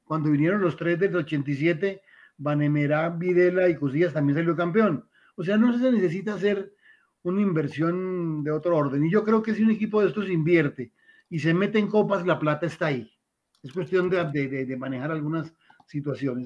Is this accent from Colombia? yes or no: yes; Tuluá, Valle del Cauca, Colombia; Yo soy de Tuluá, del Valle del Cauca, y el Cali estuvo muy cerca porque viví en el Ingenio San Carlos